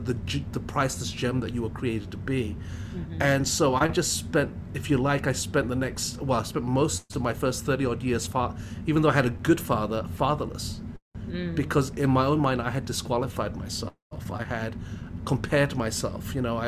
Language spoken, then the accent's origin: English; England, United Kingdom; also born or lived in Hong Kong; now in Canada; No, so I grew, my dad moved to England when I was 4 years old, and so I did all my education in the UK. And then about 95, I moved to Canad